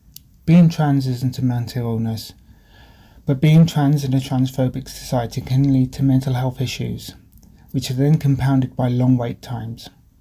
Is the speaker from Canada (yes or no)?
no; Leicester, East Midlands, United Kingdom; now in Aberdeen, United Kingdom; I'm 47 years old. I currently live in Aberdeen. I'm originally from Leicester in England.